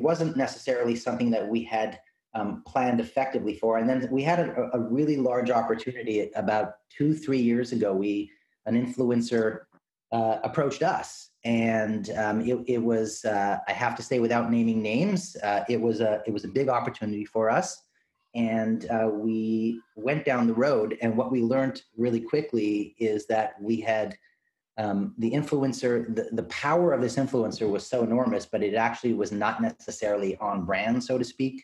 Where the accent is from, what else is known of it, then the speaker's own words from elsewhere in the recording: Canada; as a Canadian